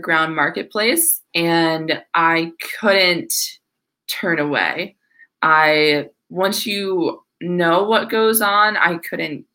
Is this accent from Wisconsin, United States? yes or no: yes; northwestern Wisconsin, United States; also born or lived in Minneapolis, Minnesota; now in Tampa, United States; I'm originally from Wisconsin, a very small town in northwestern Wisconsin, but now I live in Tampa, Florida.